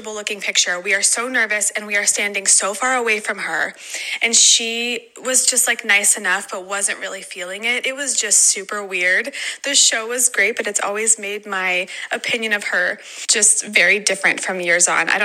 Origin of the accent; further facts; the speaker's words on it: Las Vegas, Nevada, United States; now in Ohio, United States; I'm originally from Vegas